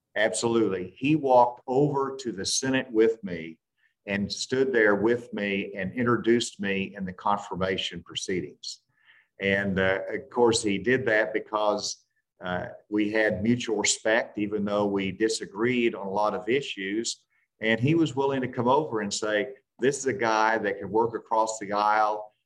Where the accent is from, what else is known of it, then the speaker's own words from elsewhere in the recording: Arkansas, United States; a president from my home state